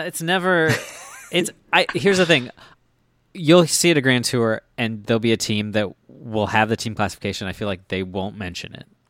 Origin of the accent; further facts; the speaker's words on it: Minnesota, United States; I am from Minnesota